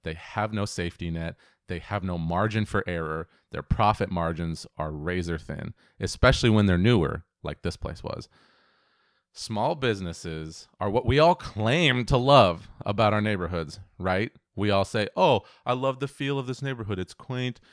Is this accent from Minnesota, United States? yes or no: no; Auburn, Washington, United States; growing up in Auburn, Washington